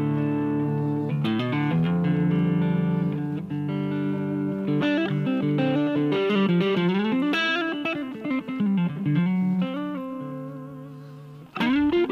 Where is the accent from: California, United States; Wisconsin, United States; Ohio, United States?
Wisconsin, United States; I grew up in Wisconsin, right? I was born in the same town as Les Paul